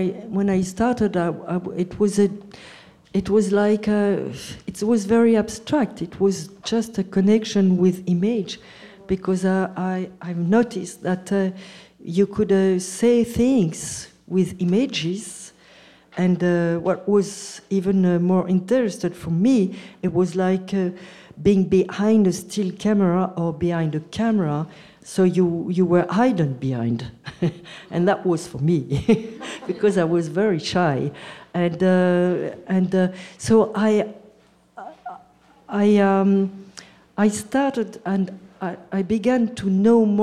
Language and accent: English; France; I'm French, I come from France